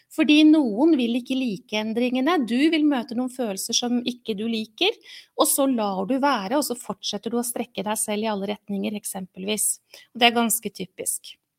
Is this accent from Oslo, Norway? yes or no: yes; Oslo, Norway; moved away as an adult; also born or lived in Mysen; now in Halden, Norway; Har eh, bodd i Oslo i min oppvekst og tidlig voksen alder